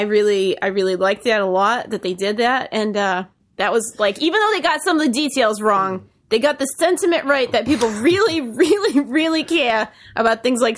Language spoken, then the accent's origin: English; New England, United States; I wanted to mention, I have to do this in my accent. I'm sorry. I have to. Because this is a discussion that hits me in the India as a New Englander.